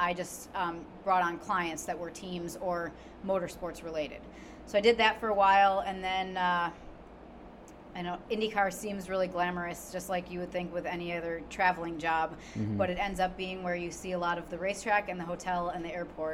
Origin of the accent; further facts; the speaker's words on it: Wisconsin, United States; moved away as an adult; now in Indianapolis, United States; I am originally from Wisconsin, so go Bucky. I grew up. I was born and raised there, and I was there until I turned about 30